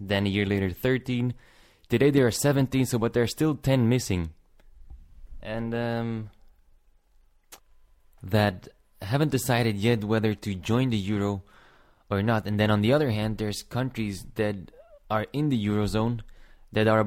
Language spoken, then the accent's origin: English; Antwerp, Flanders, Belgium; I'm from Antwerp in Belgium